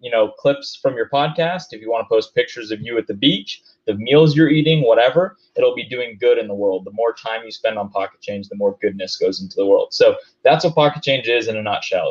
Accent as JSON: {"language": "English", "town": "Denver", "region": "Colorado", "country": "United States", "said": "I'm from Denver, so of course I'm going to use that as an example."}